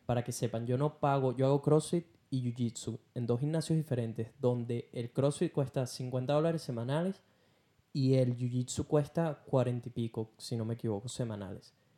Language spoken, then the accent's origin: Spanish; Venezuela; moved away as an adult; now in Perth, Australia; soy de Venezuela